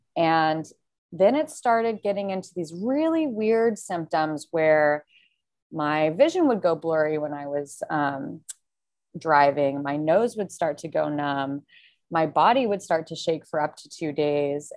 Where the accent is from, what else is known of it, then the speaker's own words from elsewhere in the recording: Carmel, California, United States; also born or lived in Santa Barbara / San Francisco / Los Angeles / San Diego; I'm from Carmel, um, a really small little town by Monterey.